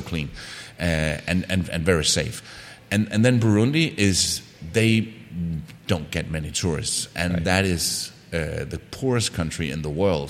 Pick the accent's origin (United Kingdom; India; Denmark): Denmark; moved away as an adult; I'm from Denmark